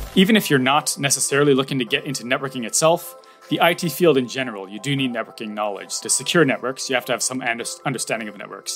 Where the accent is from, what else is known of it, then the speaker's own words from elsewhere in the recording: Toronto, Ontario, Canada; moved away as an adult; now in Japan; I am from Canada, Toronto or near Toronto.